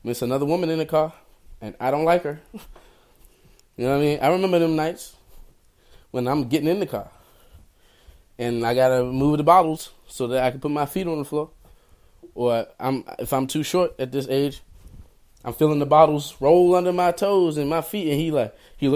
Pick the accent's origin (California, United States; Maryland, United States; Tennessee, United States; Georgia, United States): Maryland, United States; I grew up in Maryland.